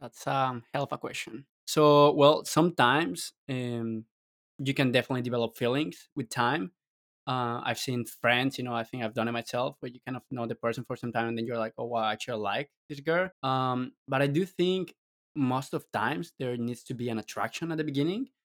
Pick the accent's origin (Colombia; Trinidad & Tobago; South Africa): Colombia; I'm from Colombia